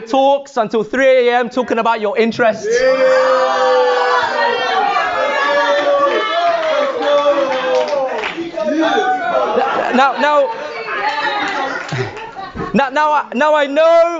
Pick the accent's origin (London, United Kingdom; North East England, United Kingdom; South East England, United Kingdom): London, United Kingdom; moved away as an adult; now in Birmingham, United Kingdom; Originally growing up in London. Yes. Yes. In West London. Yes. Right? So I grew up there for 21 years of my life